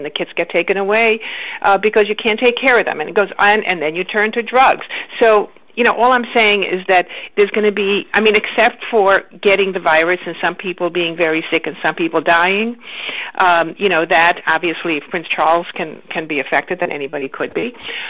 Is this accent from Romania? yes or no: yes; Romania; born there; moved away; also born or lived in Israel; You know, then we traveled from country to country, because I was born in Romania, and then we went to Israel, and then we came here.